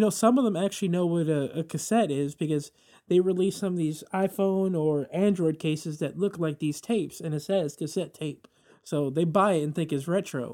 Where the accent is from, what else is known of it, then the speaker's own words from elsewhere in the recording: New York City, New York, United States; as a New Yorker